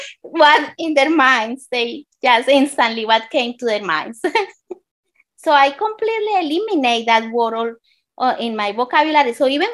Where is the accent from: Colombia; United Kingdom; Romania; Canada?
Colombia; moved away as an adult; now in Baltimore, United States; I'm originally from Colombia, South America.